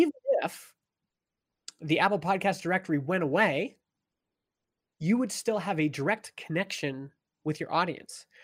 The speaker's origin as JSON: {"language": "English", "town": "Stony Plain", "region": "Alberta", "country": "Canada", "tie": "born or raised there", "also_born_or_lived": "Edmonton, Canada", "moved": "as an adult", "lives_now": "British Columbia, Canada", "said": "I grew up in a little farm town in Alberta, Canada called Stony Plain"}